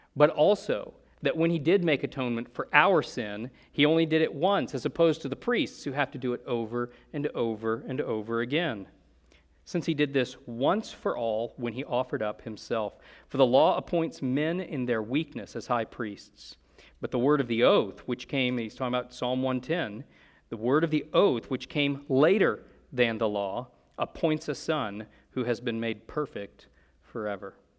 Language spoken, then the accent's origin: English; United States; we're Americans